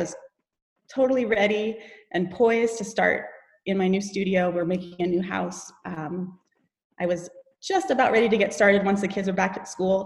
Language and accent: English; Homer, Alaska, United States; I grew up here in Homer